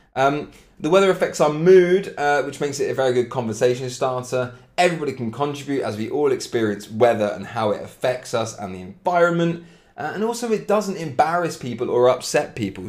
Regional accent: Cambridge, East of England, United Kingdom; accent: British; I'm from England, from Cambridge, British accent, absolutely

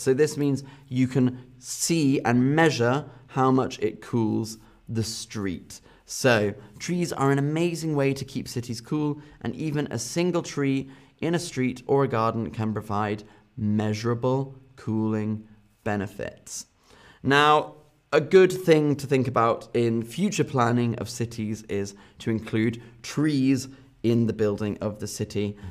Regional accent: United Kingdom; my home country, in the U K

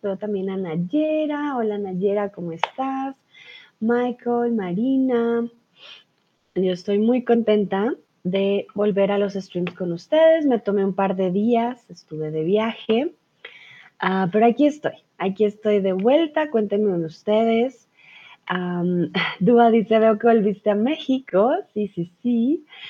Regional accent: Colombia; soy de Colombia

